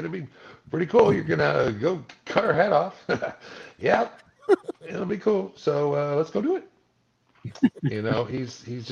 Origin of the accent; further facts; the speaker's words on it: Malibu, California, United States; having grown up in Malibu, it was like, well, this is my hometown.